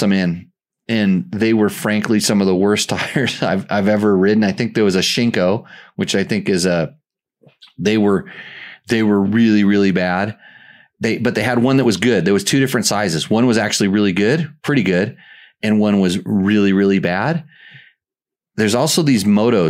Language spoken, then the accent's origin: English; United States; we're American